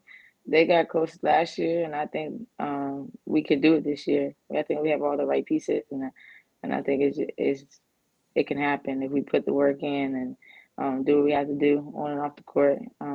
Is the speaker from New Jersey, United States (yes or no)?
no; North Carolina, United States; I'm from North Carolina, so CP3 is real big.